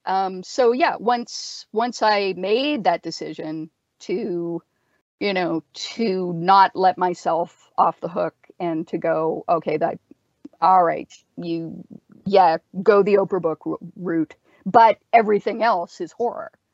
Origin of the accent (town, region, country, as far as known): Canada